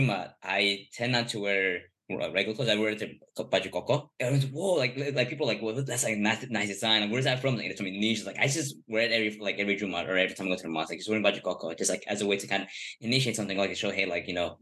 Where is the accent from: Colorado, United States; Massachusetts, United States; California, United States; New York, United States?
California, United States; Los Angeles; I'm born